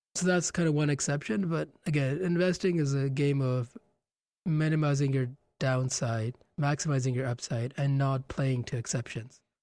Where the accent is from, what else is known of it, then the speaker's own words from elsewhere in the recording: Gonda, Uttar Pradesh, India; moved away; Gonda, which is my hometown in India